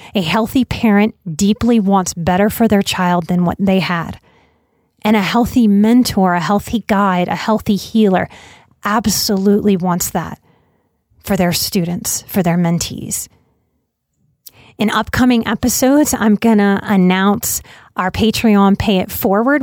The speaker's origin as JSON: {"language": "English", "town": "New Orleans", "region": "Louisiana", "country": "United States", "said": "I'm from New Orleans."}